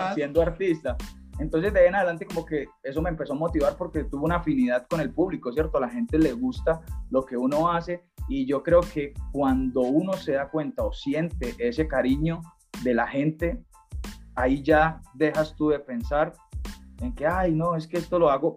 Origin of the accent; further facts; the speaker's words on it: Cúcuta, Norte de Santander, Colombia; now in Medellín, Colombia; Yo vivo acá en Medellín, yo llevo mucho tiempo viviendo en Medellín, eh, pero yo soy de Cúcuta, yo soy de tierra de norte de Santander, frontera con Venezuela